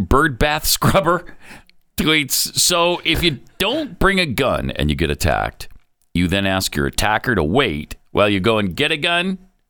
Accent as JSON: {"language": "English", "region": "Montana", "country": "United States", "tie": "born or raised there", "said": "My whole life growing up in Montana."}